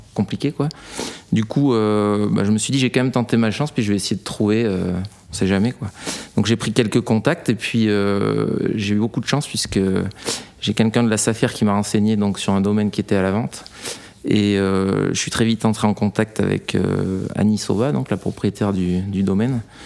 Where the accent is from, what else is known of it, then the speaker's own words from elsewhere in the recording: Brive-la-Gaillarde, Nouvelle-Aquitaine, France; moved away; also born or lived in Vacqueyras; je suis né à Brive en Corrèze